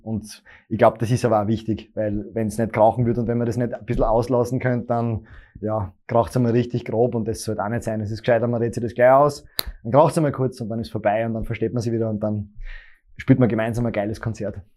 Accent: Graz surroundings, Styria, Austria; ich komme ja eigentlich nicht aus Graz, sondern Grazer Umland

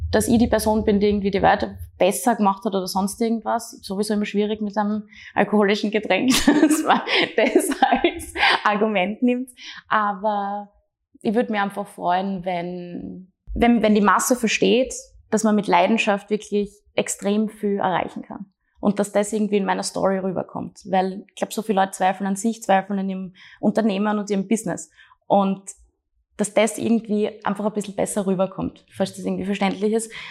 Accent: Graz, Styria, Austria

